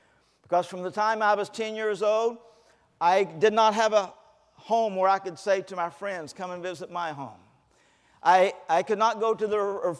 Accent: the South, United States; born there; I was not raised going to church. Even though I was born in the South, no one took me to church.

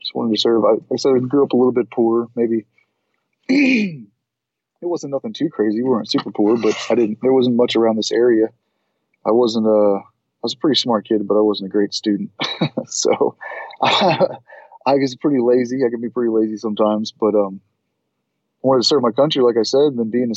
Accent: Southeast Texas, United States; moved away as an adult; Just grew up in kind of a trailer park in Southeast Texas

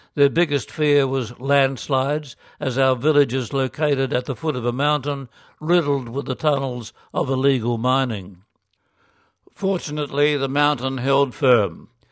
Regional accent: Philippines; moved away; my hometown

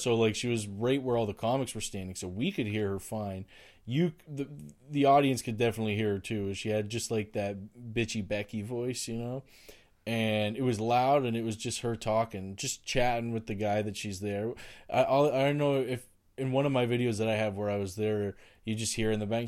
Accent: Oshawa, Ontario, Canada; now in Ottawa, Canada; I grew up in Oshawa

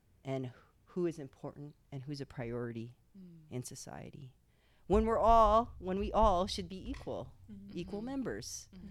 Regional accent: Hawaii, United States; moved away as an adult; growing up in Hawaii, and that's a majority minority state

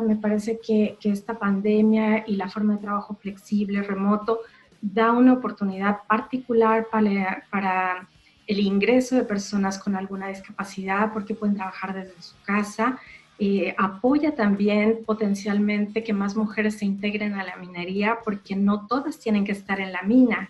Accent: Mexico; yo soy mexicana

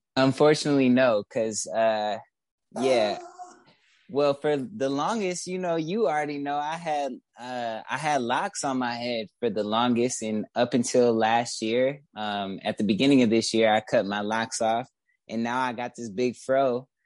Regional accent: Detroit, Michigan, United States; also born or lived in Woodbridge, Detroit / Midtown, Detroit; I was raised specifically in West Warren. So yeah, West West Side

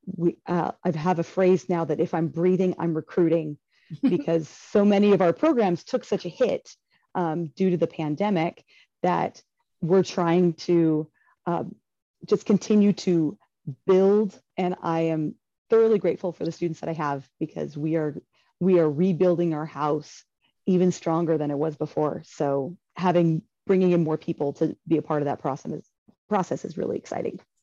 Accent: Bakersfield, California, United States; also born or lived in Chico, California; I grew up in the Bakersfield area, eh, in the that's in the southern Central Valley of California

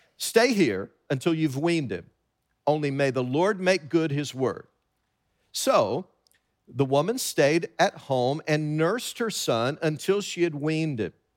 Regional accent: Tennessee, United States; growing up in Tennessee

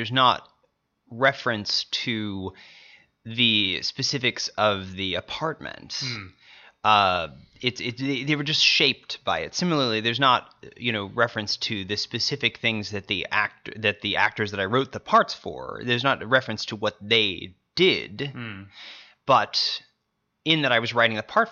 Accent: Missouri, United States; I'm from Missouri

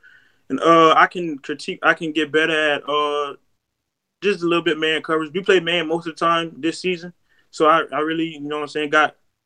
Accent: Alva, South Carolina, United States; moved away; back in my hometown, because I'm from a small town in South Carolina. It's called Alva, South Carolina.

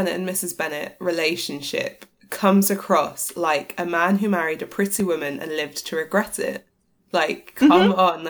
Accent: United Kingdom

